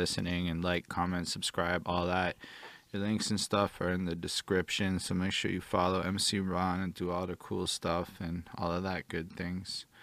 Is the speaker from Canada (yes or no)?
yes; Canada; also born or lived in Montreal; I'm from Canada